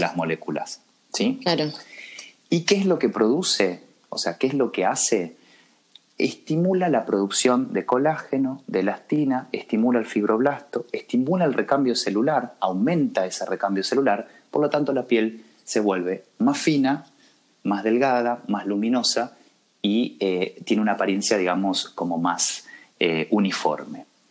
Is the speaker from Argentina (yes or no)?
yes; Cruz Alta, Córdoba, Argentina; moved away as an adult; also born or lived in Rosario; now in Buenos Aires, Argentina; yo soy de Cruz Alta, un pueblito de la provincia de Córdoba, muy chiquitito, y me fui a estudiar a Rosario